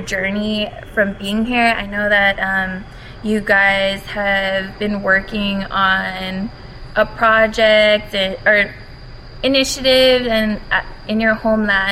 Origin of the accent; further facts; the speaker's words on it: Honolulu, Hawaii, United States; now in Washington, D.C., United States; I'm from Papukulea Oahu in the Hawaiian Kingdom. I'm currently residing in Washington, D.C.